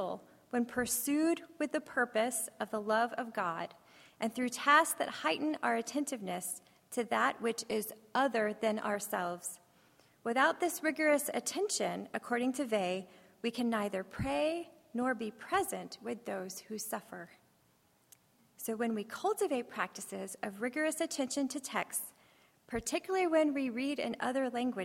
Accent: Texas, United States; I'm from Texas, so the accent, you know, it happens

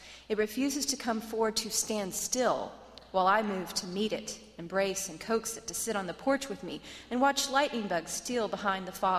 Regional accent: the Ozarks, United States; I am also from the Ozarks

